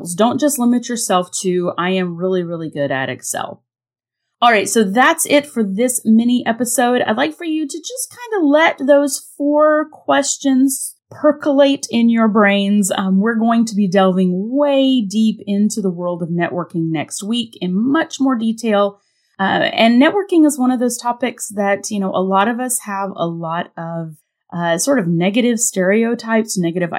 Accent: North Carolina, United States; born or raised there; moved away

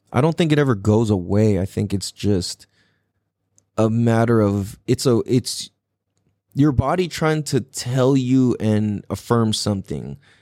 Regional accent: San Diego, California, United States; growing up in Miramesa

